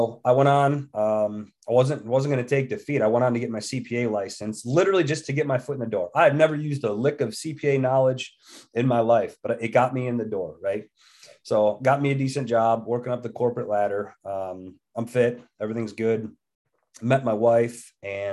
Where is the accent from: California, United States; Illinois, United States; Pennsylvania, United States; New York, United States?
New York, United States; moved away as an adult; now in West Virginia, United States; born and raised in New York till I was about 20 years old